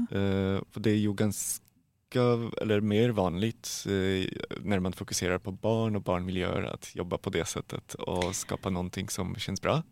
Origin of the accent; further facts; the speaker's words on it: Poland; Swedish is a second language; moved away as an adult; now in Sweden; jag kommer från Polen